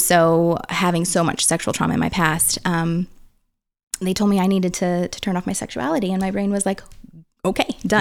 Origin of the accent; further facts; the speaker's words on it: St. Peters, Missouri, United States; I grew up in Middle America, um, little suburb outside of St. Louis